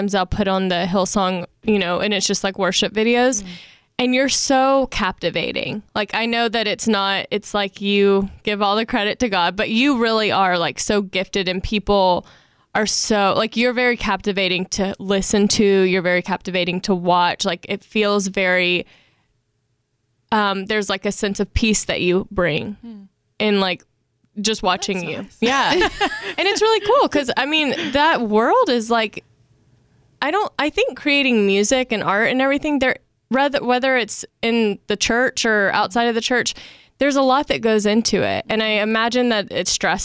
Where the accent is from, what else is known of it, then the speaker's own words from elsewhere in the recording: the South, United States; I'm from the South